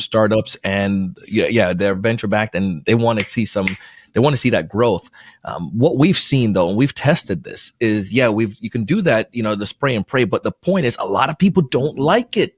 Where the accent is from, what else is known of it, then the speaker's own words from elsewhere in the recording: Florida, United States; also born or lived in Jamaica; I was born in Jamaica, moved to Florida when I was nine